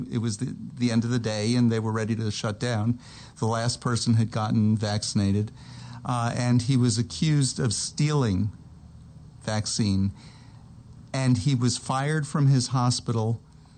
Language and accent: English; New York, United States; now in Texas, United States; I grew up right outside New York City, but my city only had 200,000.